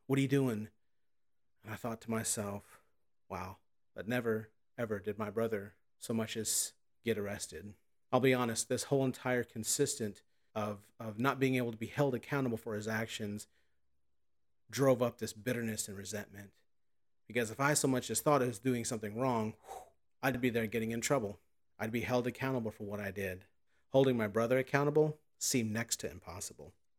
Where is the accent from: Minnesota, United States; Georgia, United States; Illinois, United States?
Illinois, United States; Southern; I'm from Southern Illinois